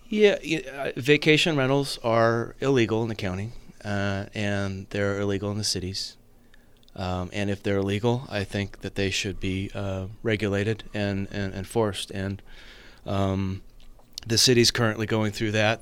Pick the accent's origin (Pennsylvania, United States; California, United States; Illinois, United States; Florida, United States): California, United States; Napa; also born or lived in San Luis Obispo; born and raised in Napa, in fact, born and raised in District Two